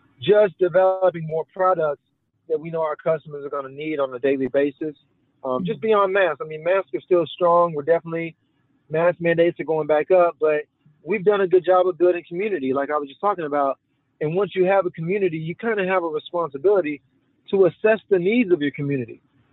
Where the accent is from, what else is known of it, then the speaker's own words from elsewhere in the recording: Memphis, Tennessee, United States; we're from Memphis